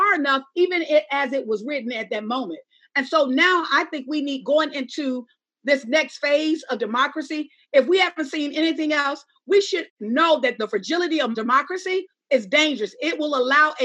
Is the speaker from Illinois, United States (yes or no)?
no; Alabama, United States; I'm a Black woman from Alabama.